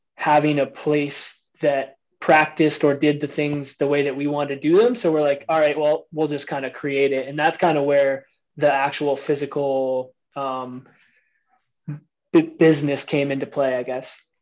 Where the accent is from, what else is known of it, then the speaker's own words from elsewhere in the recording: Harrow, Ontario, Canada; I'm from the Windsor I'm from the Windsor, Ontario area, a small town outside of Windsor called Harrow